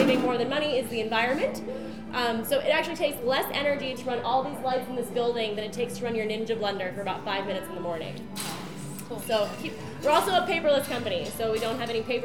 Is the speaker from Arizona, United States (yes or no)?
yes; Kingman, Arizona, United States; Kingman, Arizona, which is actually my hometown